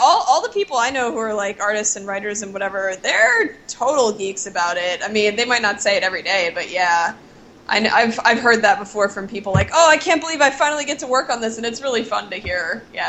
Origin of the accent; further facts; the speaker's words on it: New Jersey, United States; I'm from New Jersey